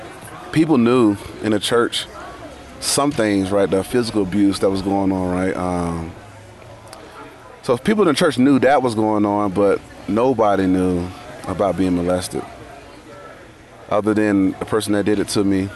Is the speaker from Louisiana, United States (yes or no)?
yes; Monroe, Louisiana, United States; moved away as an adult; also born or lived in Virginia; I'm from Monroe, Louisiana. Sometimes people say, hey, where's that from? You know, sounds familiar. Well, across the river is Duck Dynasty. Okay. So that's where I grew up.